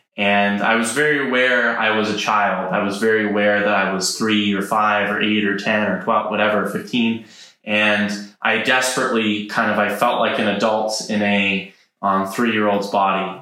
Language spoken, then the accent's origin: English; Idaho, United States; I grew up in Idaho on a llama farm